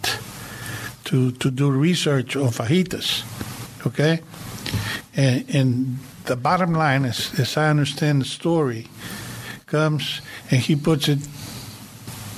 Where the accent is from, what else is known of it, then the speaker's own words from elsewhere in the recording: Rio Grande Valley, Texas, United States; moved away; I was born in Rio Grande Valley. I left in late 58.